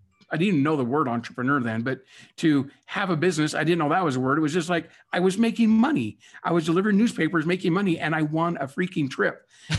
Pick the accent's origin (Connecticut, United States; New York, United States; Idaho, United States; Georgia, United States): Idaho, United States; moved away as an adult; also born or lived in Salt Lake City, Utah / Twin Falls, Idaho / Jerome, Idaho / Boise, Idaho; now in Orem, United States; We're both from Idaho